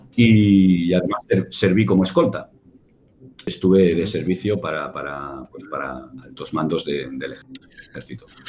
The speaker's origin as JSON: {"language": "Spanish", "town": "Barcelona", "region": "Catalonia", "country": "Spain", "tie": "born or raised there", "said": "yo vivía en Barcelona, soy, nací en Barcelona"}